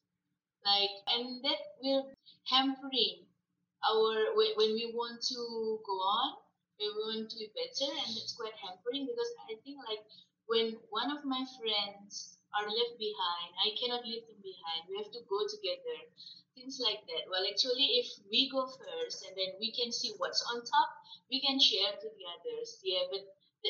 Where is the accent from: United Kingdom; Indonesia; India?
Indonesia; accent: Indonesian English; English is a second language; moved away; my English is still sounds like Indonesian English